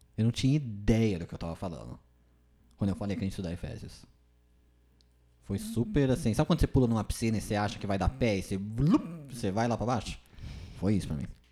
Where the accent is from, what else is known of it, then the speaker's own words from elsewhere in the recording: São Bernardo do Campo, São Paulo, Brazil; moved away as an adult; now in São José do Rio Preto, Brazil; eu sou de São Bernardo do Campo, São Paulo